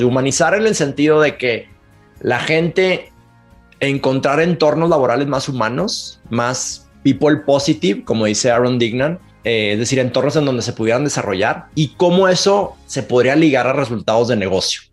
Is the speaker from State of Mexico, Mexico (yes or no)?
no; Monterrey, Nuevo León, Mexico; accent: Monterrey; now in Mexico City, Mexico; nací en Monterrey. Para los que, si nos están escuchando en México, ya se van a dar cuenta que tengo un acento de Monterrey, aunque vivo en la Ciudad de México